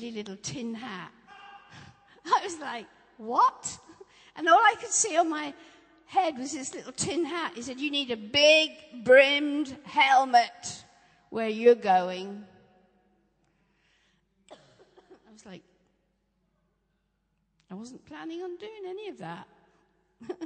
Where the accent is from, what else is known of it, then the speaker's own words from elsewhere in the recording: Norfolk, East of England, United Kingdom; I grew up in Norfolk